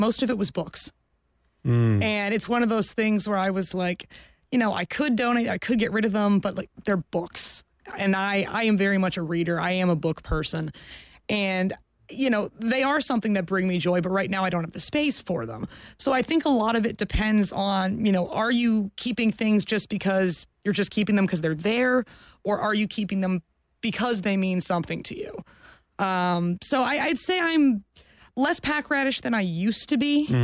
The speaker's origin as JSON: {"language": "English", "region": "Florida", "country": "United States", "tie": "born or raised there", "said": "I grew up in Florida"}